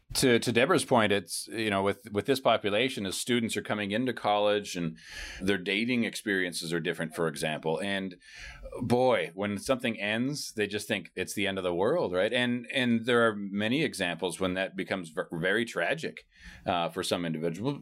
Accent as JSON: {"language": "English", "area": "San Francisco Bay Area", "region": "California", "country": "United States", "tie": "born or raised there", "said": "I grew up in San Francisco Bay Area"}